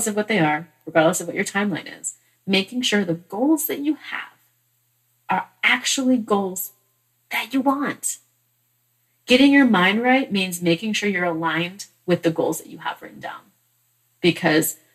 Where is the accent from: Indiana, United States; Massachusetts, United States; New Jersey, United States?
Massachusetts, United States; I was born in Massachusetts